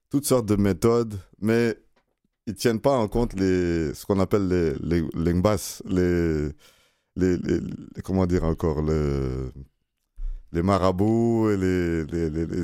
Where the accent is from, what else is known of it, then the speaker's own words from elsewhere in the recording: Quebec, Canada; Canadien, Québécois et très fier aussi.